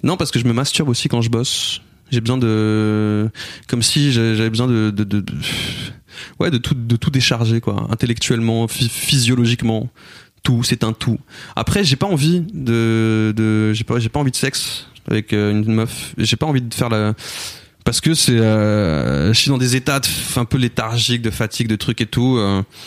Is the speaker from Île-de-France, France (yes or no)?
yes; Cergy, Île-de-France, France; on a grandi à Sergi